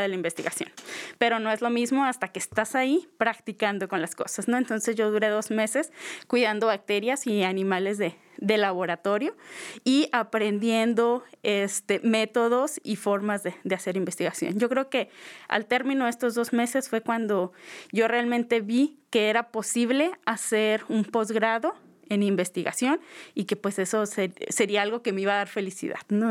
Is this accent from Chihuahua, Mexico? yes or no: yes; Creel, Chihuahua, Mexico; yo soy de Krill, de Krill, Chihuahua, pues como bien saben, un pueblo pequeño